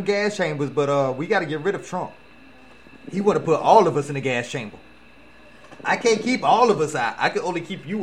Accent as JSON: {"language": "English", "town": "Atlanta", "region": "Georgia", "country": "United States", "said": "I'm from Atlanta"}